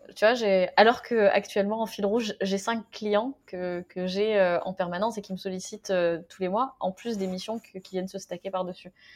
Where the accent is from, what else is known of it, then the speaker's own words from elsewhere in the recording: France; moved away; je suis née en France